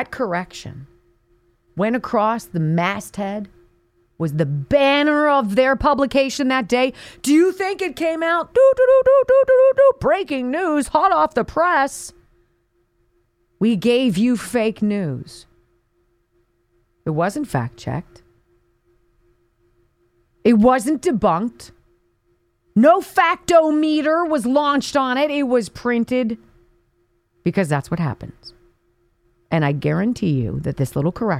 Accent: Pennsylvania, United States; my home state of Pennsylvania

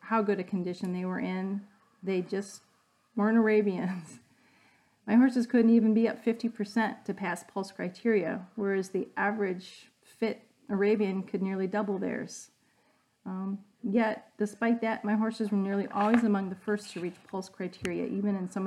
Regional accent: Wisconsin, United States; I'm from Wisconsin

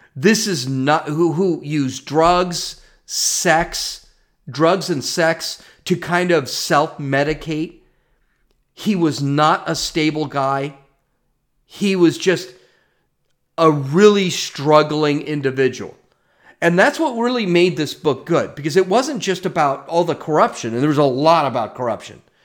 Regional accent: United States; I'm not white. I'm an American.

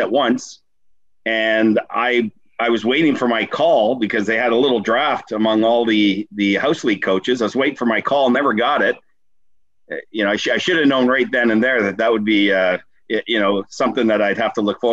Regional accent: Windsor, Ontario, Canada; Grew up right here in Windsor

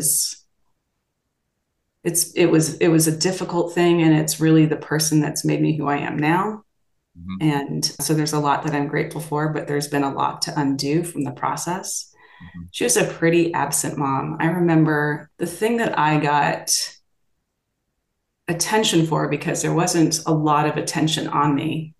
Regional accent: Los Angeles, California, United States; I grew up here in Los Angeles, which is where I am now

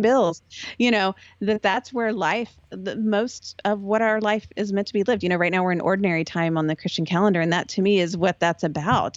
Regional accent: Texas, United States; moved away as an adult; I'm from Texas

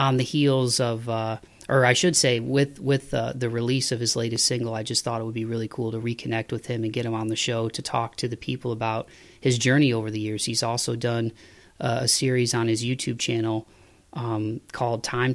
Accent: Toledo, Ohio, United States; now in Nashville, United States; I am a, 419er till I die, growing up in Toledo, Ohio.

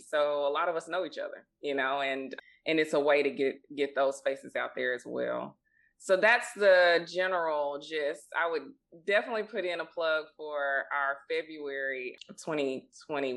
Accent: Mississippi, United States; also born or lived in Boston, Massachusetts / Memphis, Tennessee; we grew up in Mississippi

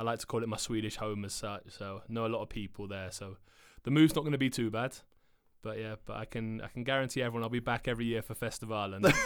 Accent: Cornwall, South West England, United Kingdom; moved away as an adult; now in Sweden; I didn't like to leave my hometown. Like I, I live in Cornwall, which is the most southern part of England

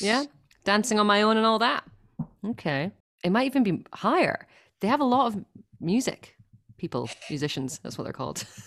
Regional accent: Scotland, United Kingdom; accent: Scottish; you wanted it in my Scottish accent, not my Finnish accent.

